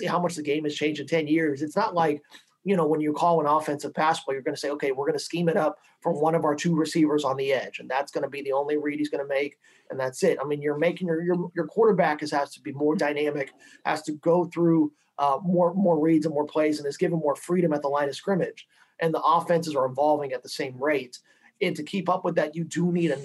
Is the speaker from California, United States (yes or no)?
no; Texas, United States; I grew up in Texas